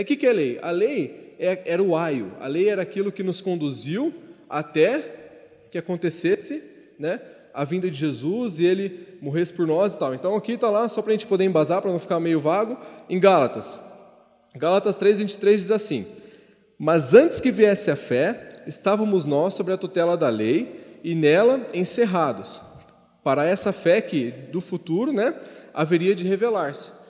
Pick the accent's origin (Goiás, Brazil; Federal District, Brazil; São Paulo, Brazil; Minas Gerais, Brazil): São Paulo, Brazil; Ribeirão Preto; lá de Ribeirão Preto.